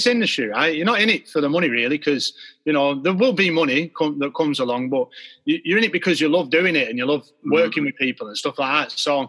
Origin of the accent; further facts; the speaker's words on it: Wardour Village, England, United Kingdom; I come from Wardour Village, yeah, and it's like a maybe a little bit of farming village or whatever, you know, right at the foot of the Pennine.